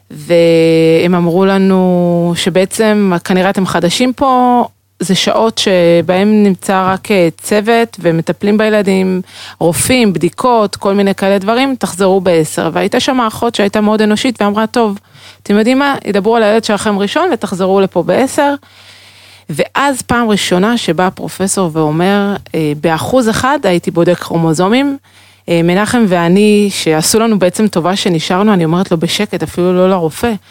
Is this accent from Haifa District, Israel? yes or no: yes; Haifa, Haifa District, Israel; born or raised there